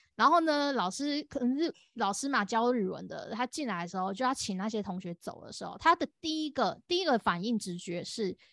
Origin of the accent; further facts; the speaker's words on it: Taiwan; 我是台湾人